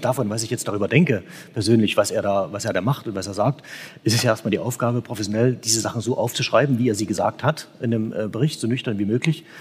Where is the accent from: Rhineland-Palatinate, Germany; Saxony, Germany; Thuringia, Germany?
Saxony, Germany; Als Sachse selber